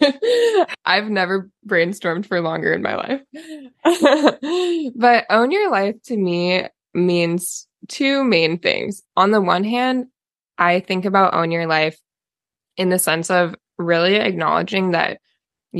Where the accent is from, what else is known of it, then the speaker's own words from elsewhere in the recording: Oregon, United States; So I'm also from Oregon, was born and raised in Oregon, kind of have lived all over the state though.